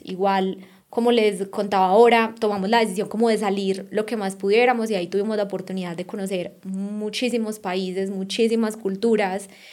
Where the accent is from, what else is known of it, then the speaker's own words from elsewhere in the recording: Colombia; moved away as an adult; also born or lived in Australia / Barcelona; somos colombianos y estamos en Rusia